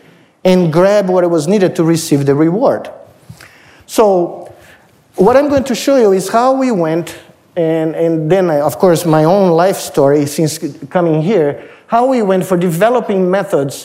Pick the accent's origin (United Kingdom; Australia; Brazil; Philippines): Brazil; moved away as an adult; now in United States; when I was in high school, growing up in Brazil.